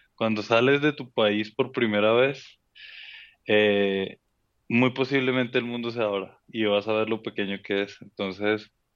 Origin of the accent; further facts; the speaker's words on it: Bogotá, Colombia; accent: rolo; also born or lived in Cali; now in Mexico; nací en Cali, mi familia es, es de esa zona, del Valle del Cauca en Colombia. Yo crezco en Bogotá, mis papás se mudan a Bogotá y yo crezco ahí